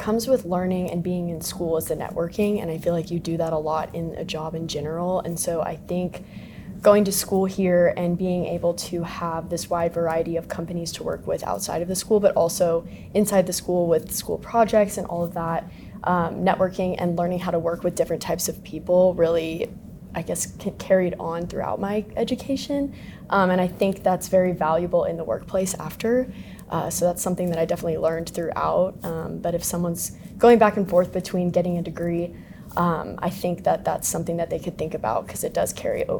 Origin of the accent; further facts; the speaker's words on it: Kansas City, Missouri, United States; I grew up in Kansas City, I've moved around a lot, but Kansas City was my main home growing up